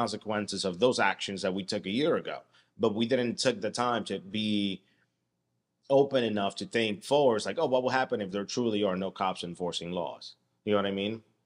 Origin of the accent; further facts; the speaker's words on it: United States; I'm an American and I live here